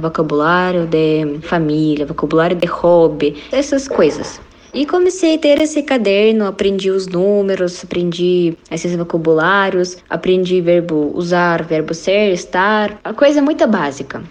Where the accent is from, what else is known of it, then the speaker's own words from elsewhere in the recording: Kazan, Tatarstan, Russia; Portuguese is a second language; moved away as an adult; now in Paraná, Brazil; Eu sou russa, sou da Rússia, da cidade Kazan, que localiza na República Tataristão. E agora, atualmente, eu moro no sul do Brasil, estado do Paraná